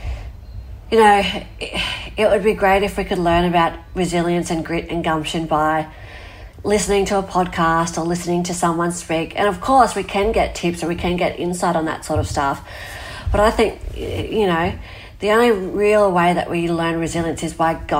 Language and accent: English; Australia; my hometown where I live was surrounded by fire